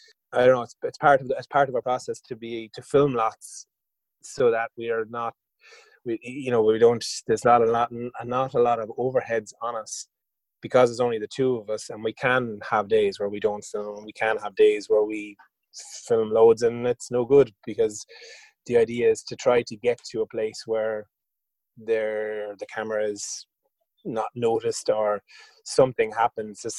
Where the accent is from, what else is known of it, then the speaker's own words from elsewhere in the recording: Waterford, Munster, Ireland; I'm from Waterford originally